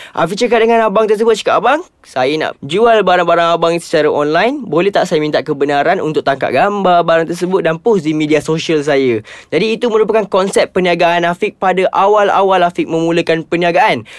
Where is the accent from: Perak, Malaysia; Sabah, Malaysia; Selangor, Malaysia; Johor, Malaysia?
Selangor, Malaysia; Ampang; saya berasal daripada Ampang